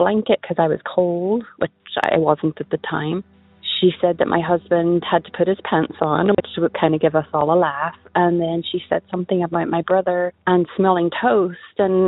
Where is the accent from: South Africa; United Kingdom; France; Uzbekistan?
United Kingdom; Northern Ireland; now in Indiana, United States; I'm from Northern Ireland, but I live in Indiana